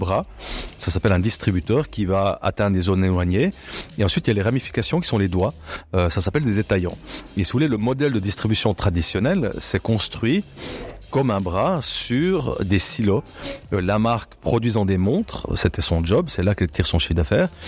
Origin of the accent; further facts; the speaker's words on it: La Chaux-de-Fonds, Neuchâtel, Switzerland; Je suis né à Chaux-de-Fonds euh, d'un père journaliste, patron de presse de la Chaux-de-Fonds